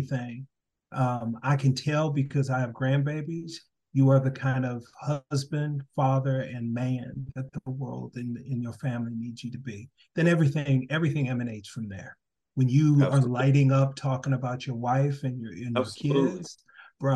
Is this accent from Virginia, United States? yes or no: no; Minneapolis, Minnesota, United States; now in Kentucky, United States; I'm in Kentucky. I said, I am from Minneapolis.